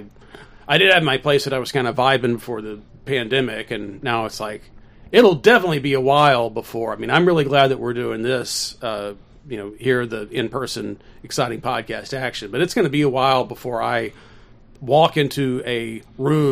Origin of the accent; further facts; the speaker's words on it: Calloway County, Kentucky, United States; moved away; I grew up in Callaway County